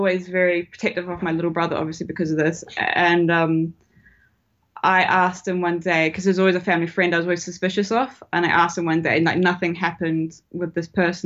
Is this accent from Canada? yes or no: no; New Zealand; moved away; I'm from New Zealand originally.